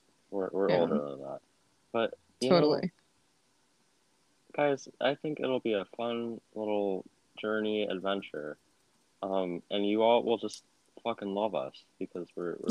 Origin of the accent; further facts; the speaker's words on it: United States; accent: American; We're Americans.